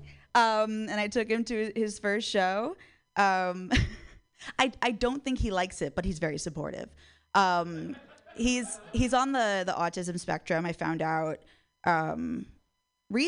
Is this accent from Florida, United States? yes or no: yes; Miami, Florida, United States; moved away as an adult; now in San Francisco, United States; I'm from Miami, Florida, and being from Florida has always fucking sucked.